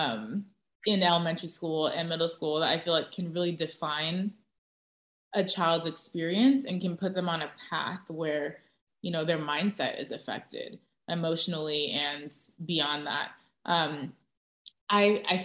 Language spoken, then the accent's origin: English; Orange County, Southern California, United States; also born or lived in Tustin, California / Irvine, California; Southern California, Orange County.